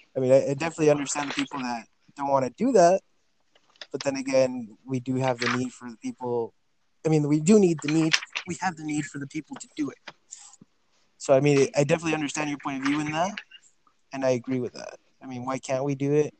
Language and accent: English; Farmington, New Mexico, United States; also born or lived in El Paso, Texas; now in Las Cruces, United States; I am from El Paso, Texas. I was born in El Paso, raised in Farmington, New Mexico, and came down to Las Cruces to go to college